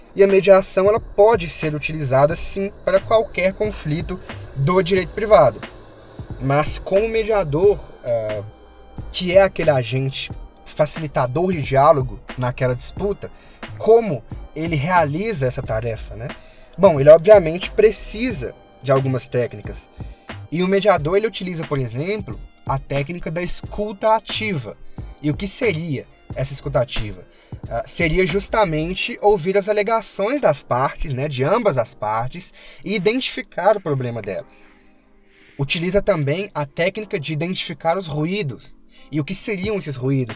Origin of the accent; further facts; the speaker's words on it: Minas Gerais, Brazil; accent: mineirês; desculpa pelo mineirês